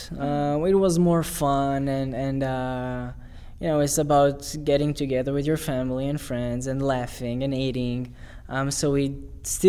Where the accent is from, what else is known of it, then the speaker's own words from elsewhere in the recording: Israel; I'm 100% Jewish. I'm from Israel.